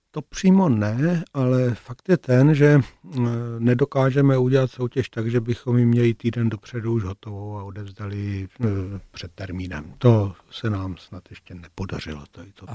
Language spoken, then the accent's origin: Czech; Brno, South Moravian Region, Czechia; moved away as an adult; also born or lived in Prague; Jako Brňáci v Praze jsme se samozřejmě nějakým způsobem vnímali.